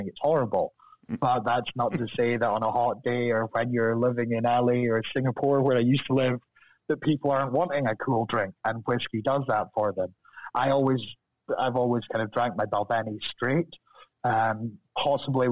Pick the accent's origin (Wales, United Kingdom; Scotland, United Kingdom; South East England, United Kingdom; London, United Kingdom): Scotland, United Kingdom; Deeside; accent: Scottish; moved away as an adult; now in Los Angeles, United States; I'm from over the hill from the distillery. So, G-side, just most famous for the Queen's summer home, and spent a lot of time up there in G-side